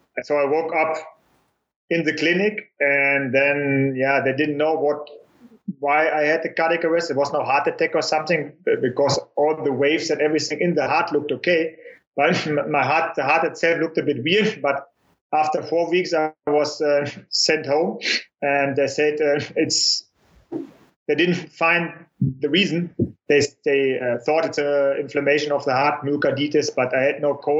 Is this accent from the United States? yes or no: no; Germany; born or raised there